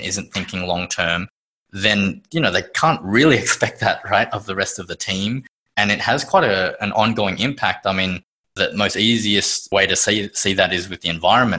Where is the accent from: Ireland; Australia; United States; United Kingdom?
Australia; Sydney, New South Wales; born in Sydney, Australia.